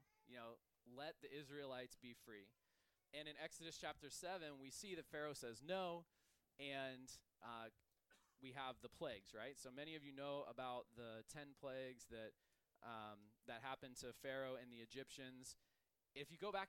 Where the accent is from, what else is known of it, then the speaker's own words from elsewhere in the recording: United States; as an American